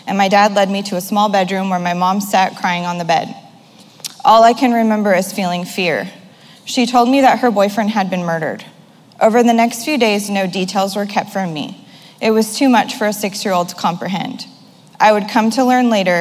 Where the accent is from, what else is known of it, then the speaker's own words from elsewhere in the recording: Modesto, California, United States; I was born on Tuesday, September 20th, 1983 in Modesto, California